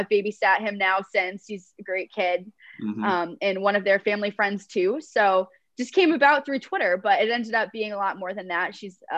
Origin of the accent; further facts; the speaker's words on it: New York, United States; now in Chicago, United States; So my hometown, I graduated 50 kids in high school. Population of my town itself, my school was two or three towns combined. Maybe population of 1,000 in my hometown.